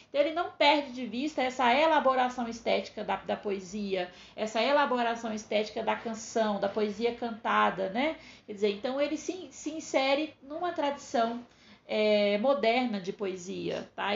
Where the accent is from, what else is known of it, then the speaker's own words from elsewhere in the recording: Northeast Region, Brazil; Eu, que sou nordestina